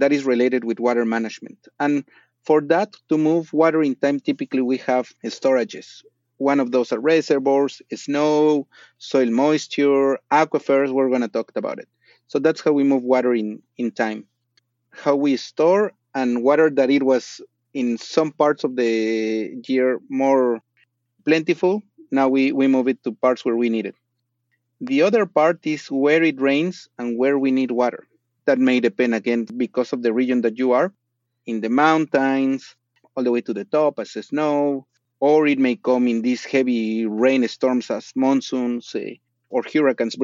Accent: Mexico City, Mexico; moved away as an adult; So I was born in Mexico City, La Ciudad de Mexico. Grew up there 26 years of my life.

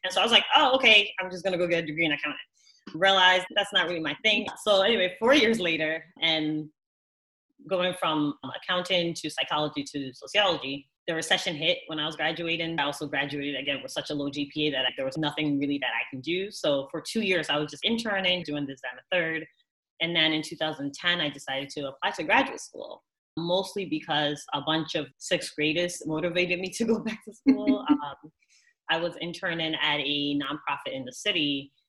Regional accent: New York City, New York, United States; also born or lived in Ghana / Madison, Wisconsin; I was born in Ghana, but I was raised in the Bronx and now I live in downtown Manhattan.

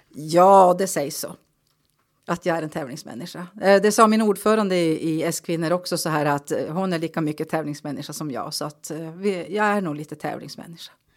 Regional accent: Kalix, Norrbotten County, Sweden; jag är född och uppvuxen på Karlsborg, Vikmanholmen.

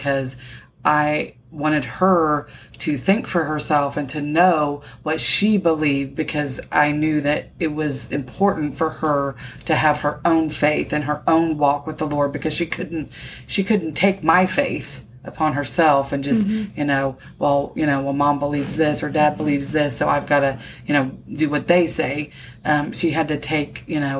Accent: Indiana, United States; moved away as an adult; also born or lived in San Antonio, Texas; I grew up in Indiana in the Midwest.

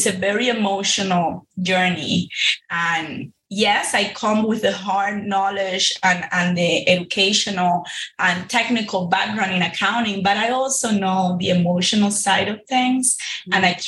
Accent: Cuba; now in Miami, United States; back in 2006, when my family first, you know, launched in this entrepreneurial world here in Miami. I came from Cuba in 05, and a year later, we just jumped into it.

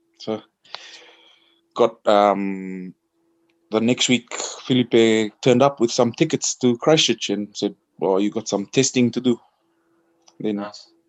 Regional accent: Suva, Central Division, Fiji; I was born and bred in Suva.

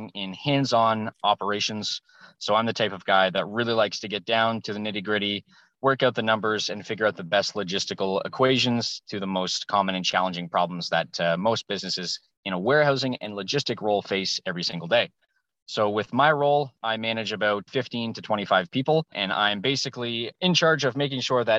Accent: Moncton, New Brunswick, Canada; I am from New Brunswick, Moncton, New Brunswick, big old city here of about a couple thousand people.

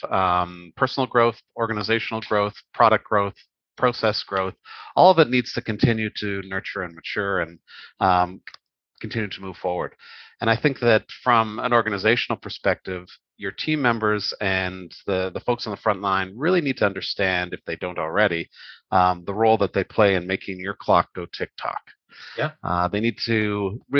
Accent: Canada; grew up in Canada. I'm Canadian.

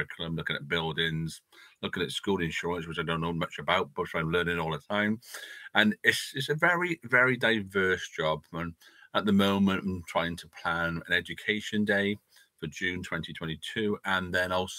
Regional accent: Newport, Wales, United Kingdom; also born or lived in Cwmbran; As a child growing up in Newport and Cumbran area, went to church

